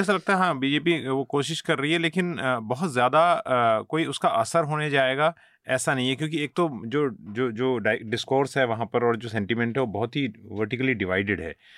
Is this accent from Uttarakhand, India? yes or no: yes; Uttarakhand, India; मैं क्योंकि उत्तराखंड से आता हूँ